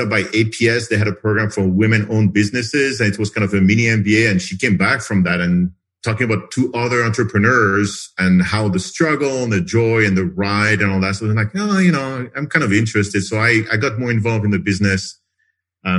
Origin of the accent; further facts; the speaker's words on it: France; moved away as an adult; also born or lived in United States; now in Phoenix, United States; I'm originally from France, so I moved to the U.S. 30 years ago, became a citizen like 20 years ago